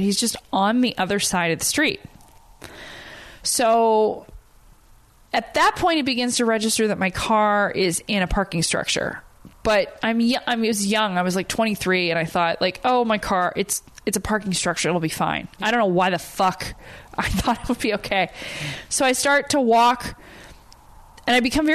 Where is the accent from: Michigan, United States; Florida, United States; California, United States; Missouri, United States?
California, United States; Huntington Beach; moved away; I'm from Huntington Beach